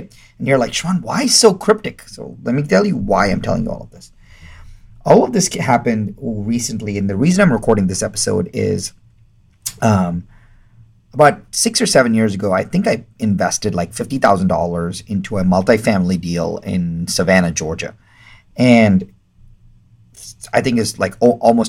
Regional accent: India; I'm Indian, and Indian people don't talk about money

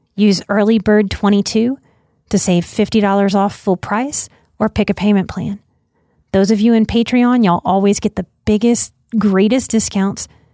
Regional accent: New Orleans, Louisiana, United States; growing up in New Orleans

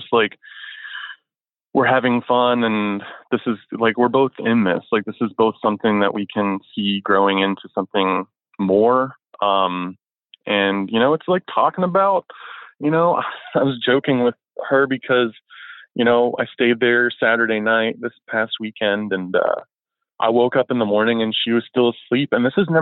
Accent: Florida, United States; moved away; I'm from Florida originally

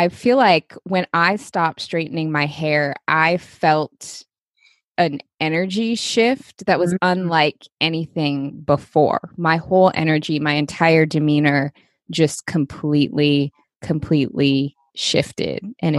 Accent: Seattle, Washington, United States; born or raised there

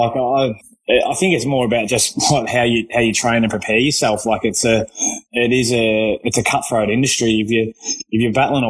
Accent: Kyabram, Victoria, Australia; also born or lived in Maryborough, Victoria; until we moved from Maryborough back up to Kyabram, and I played as a 11 or 12-year-old in the under-12s

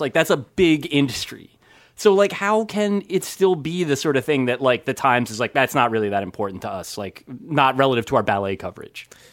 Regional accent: New Jersey, United States; I grew up in New Jersey.

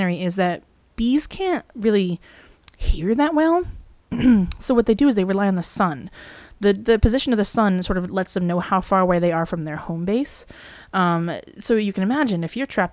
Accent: New England, United States; around New England, where we are from.

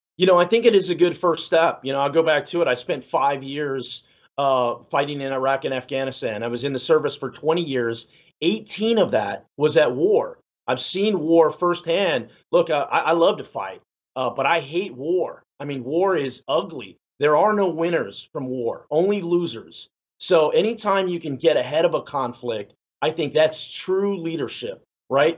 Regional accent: San Antonio, Texas, United States; I'm Mexican American, you know, and I, I'm from San Antonio

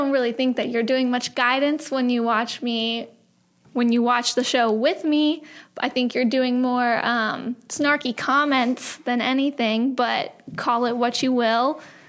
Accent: near Charlotte, North Carolina, United States; she was from Charlotte, North Carolina, which is close to my hometown.

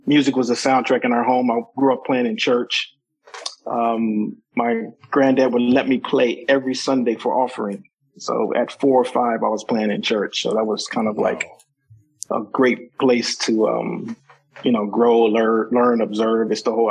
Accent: Washington, District of Columbia, United States; in my hometown in Washington, D.C.

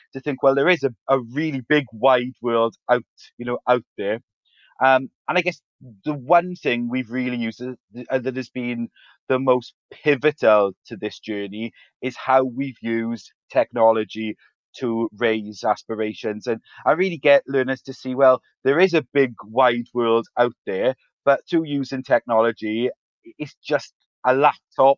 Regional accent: Ferndale, Wales, United Kingdom; our school is situated in a little town called Ferndale, which is in South Wales in the UK. And I guess what's really special for me about working in that area is that I grew up there as well

